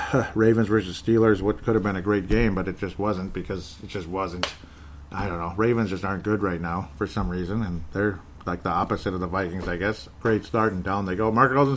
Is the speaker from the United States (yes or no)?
no; Canada; I'm a Canadian, Irish Canadian, I guess.